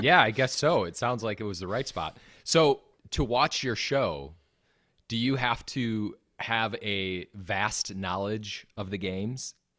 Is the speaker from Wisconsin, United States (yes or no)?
yes; Wisconsin, United States; accent: Wisconsin; my Wisconsin accent